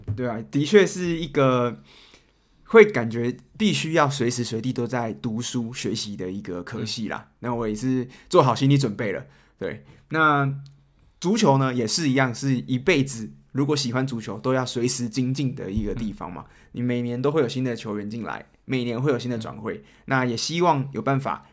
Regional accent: Taiwan; moved away as an adult; now in Germany; 我是台湾来的

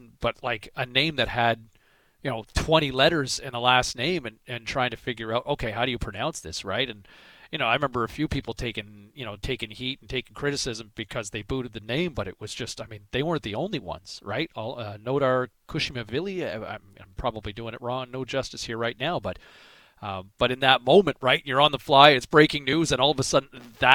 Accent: Eastern Canada, Canada; moved away; growing up in Eastern Canada, it was Denny Potvin

